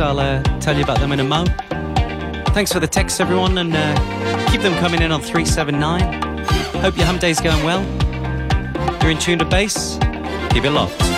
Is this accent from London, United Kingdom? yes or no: no; Liverpool, North West England, United Kingdom; moved away; my hometown of Liverpool in the UK